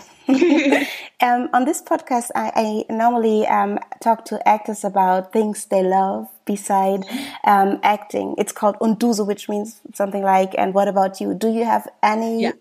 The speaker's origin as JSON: {"language": "English", "country": "Germany", "tie": "born or raised there", "said": "I was born and raised in Germany"}